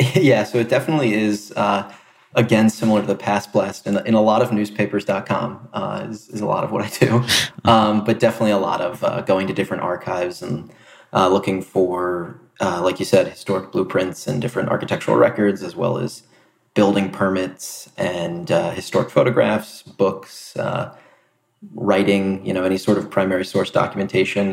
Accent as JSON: {"language": "English", "region": "New Jersey", "country": "United States", "also_born_or_lived": "Boston", "moved": "yes", "said": "I'm originally from South Jersey"}